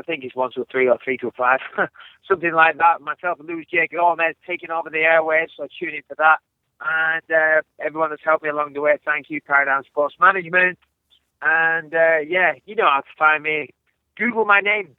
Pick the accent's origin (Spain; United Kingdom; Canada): United Kingdom; England; I'm English